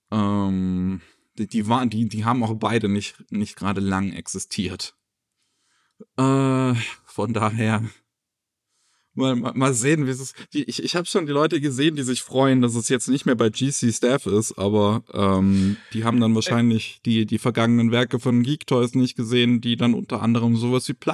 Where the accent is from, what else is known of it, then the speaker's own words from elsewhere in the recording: Japan; Ähm, mein Heimatland Japan, das waren ja, ein bisschen, bisschen, bisschen patriotischer Film, wie man am Titel vielleicht merkt.